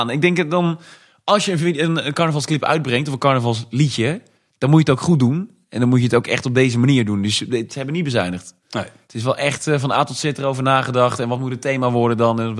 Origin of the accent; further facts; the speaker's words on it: Tilburg, North Brabant, Netherlands; moved away; ik kom uit Tilburg